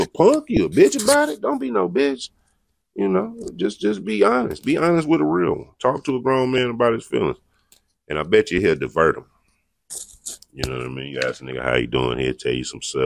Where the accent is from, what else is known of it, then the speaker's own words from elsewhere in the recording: United States; I'm from America